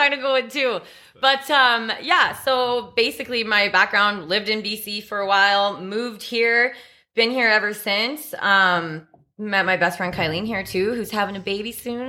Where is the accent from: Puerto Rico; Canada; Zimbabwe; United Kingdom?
Canada; Red Deer, Alberta; also born or lived in Victoria, British Columbia; I ended up actually moving to Red Deer, Alberta. Moved in with my father when I was around seven or eight years old there